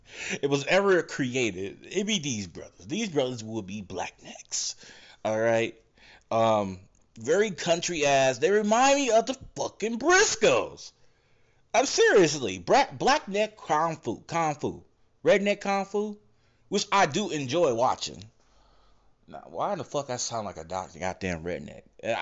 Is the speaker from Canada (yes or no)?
yes; Ottawa, Ontario, Canada; I'm Canadian. I'm from Ottawa, Canada.